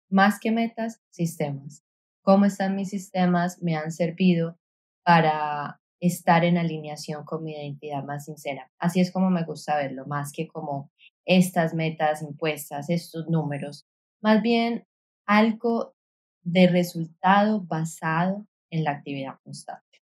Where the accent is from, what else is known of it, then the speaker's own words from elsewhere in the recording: Colombia; now in San Juan; Yo crecí en una ciudad en Colombia